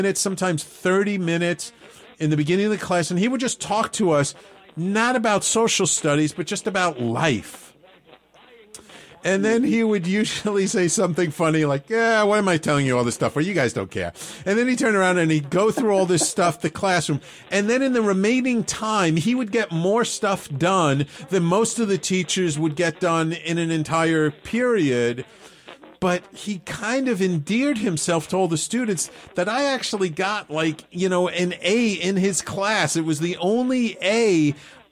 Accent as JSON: {"language": "English", "town": "New York City", "region": "New York", "country": "United States", "tie": "born or raised there", "said": "I grew up in the North Bronx"}